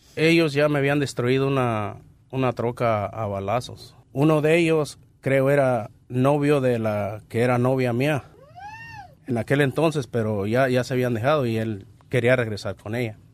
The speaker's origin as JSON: {"language": "Spanish", "town": "Pénjamo", "region": "Guanajuato", "country": "Mexico", "moved": "yes", "said": "Soy de Pénjamo, Guanajuato."}